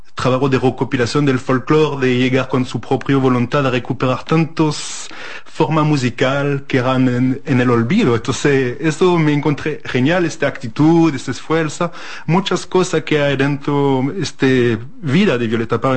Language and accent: Spanish; France; Spanish is a second language; moved away; also born or lived in Chile; como francés